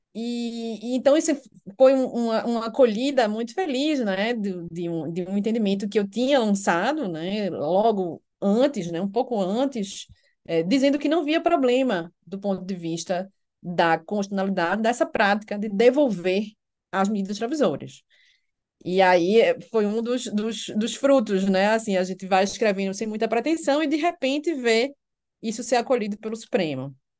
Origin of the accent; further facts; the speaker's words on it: Recife, Pernambuco, Brazil; moved away as an adult; also born or lived in Alicante, Spain; now in Brasília, Brazil; nasci e cresci no Recife, me formei na Universidade Federal de Pernambuco e vim para Brasília